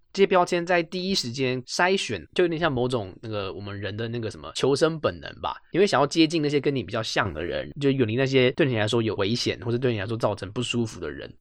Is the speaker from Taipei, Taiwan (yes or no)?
yes; Taipei, Taiwan; 我就是一个台北人